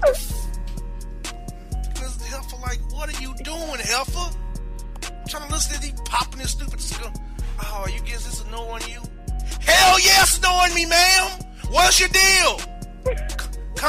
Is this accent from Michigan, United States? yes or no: no; Florida, United States; now in Atlanta, United States; my home state of Florida